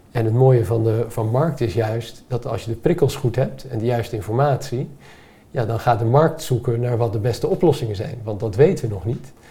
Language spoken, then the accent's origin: Dutch; Mexico; born there; Dus ik ben geboren in Mexico en ik dacht, ja, we hebben hier niet heel veel zon, maar wel heel veel golfslag.